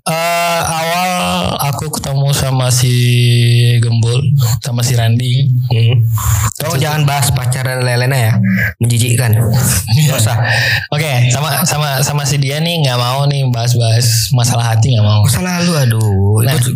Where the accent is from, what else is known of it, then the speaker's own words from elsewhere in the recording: Pekanbaru, Riau, Indonesia; saya asli kota Pekanbaru kalau bilang kampung nggak punya lahir Pekanbaru ada Pekanbaru